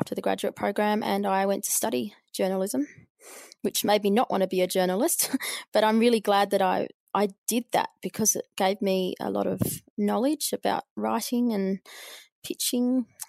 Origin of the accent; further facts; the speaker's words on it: Albury, New South Wales, Australia; I lived in the country. I grew up in Albury, and there was no journalism courses there.